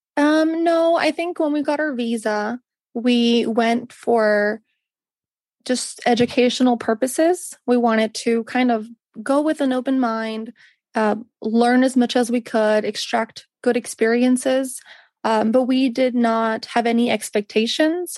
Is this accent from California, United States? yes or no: yes; Northern California, United States; now in Napa Valley, United States; I was born and raised in Northern California, which is one hour south of San Francisco